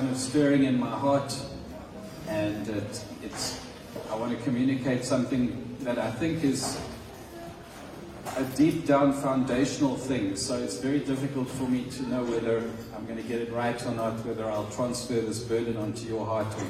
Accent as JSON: {"language": "English", "country": "South Africa", "moved": "as an adult", "lives_now": "Madagascar", "said": "we are South African."}